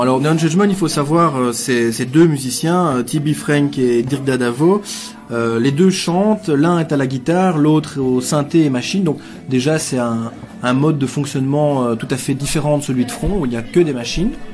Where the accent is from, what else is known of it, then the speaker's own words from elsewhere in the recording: Gembloux, Wallonia, Belgium; je viens de Jean Blou. Hein. Oui, oui, oui. Et euh, quand j'étais tout gamin à Jean Blou